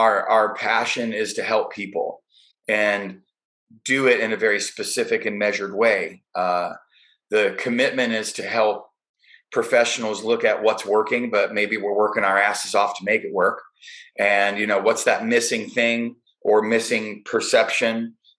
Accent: Chicago, Illinois, United States; now in California, United States; I'm a Chicago guy. It's my hometown. Grew up there.

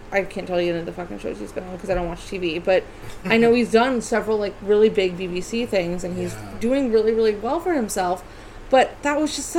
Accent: United States; I know I'm American. I was 26.

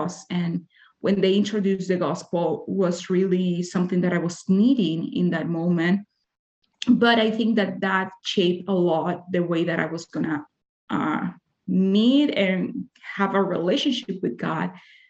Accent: Dominican Republic; English is a second language; moved away as an adult; now in Utah, United States; I'm from Dominican Republic

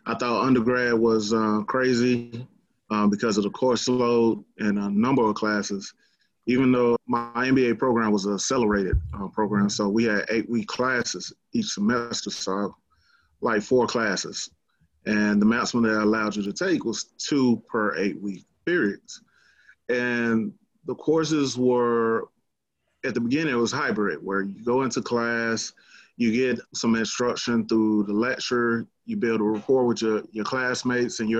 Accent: Dallas, Texas, United States; Born and raised Dallas, Texas, from Southeast Oak Cliff

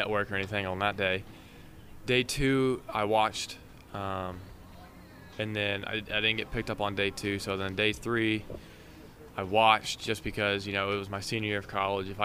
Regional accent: Texas, United States; I'm from Texas. I grew up 4 hours from Dallas Baptist

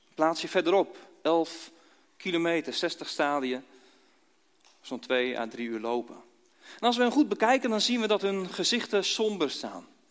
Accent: Dordrecht, South Holland, Netherlands; moved away; also born or lived in Kampen / Nieuw-Buinen; ooit geboren in Dordrecht. Eh, met omzwerving in Kampen terechtgekomen. Twaalf jaar in Kampen gewoond

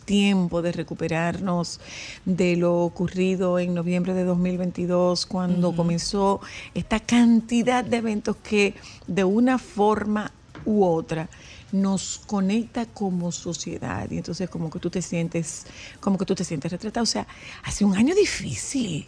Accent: Dominican Republic; tenemos los dominicanos

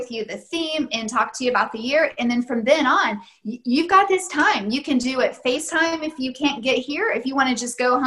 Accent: Tennessee, United States; moved away as an adult; now in Germany; I grew up in Tennessee, met my husband there, and our older children were born there

